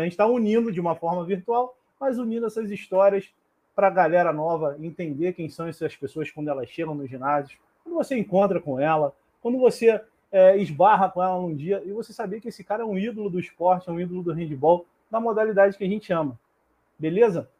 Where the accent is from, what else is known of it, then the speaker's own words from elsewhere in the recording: Rio de Janeiro, Brazil; eu sou do Rio